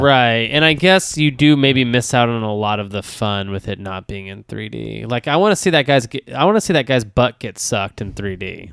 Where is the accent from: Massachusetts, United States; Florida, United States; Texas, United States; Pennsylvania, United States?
Texas, United States; I grew up in Texas